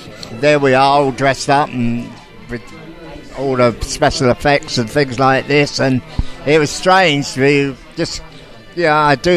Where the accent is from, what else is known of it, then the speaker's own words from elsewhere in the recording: Southend-on-Sea, East of England, United Kingdom; my hometown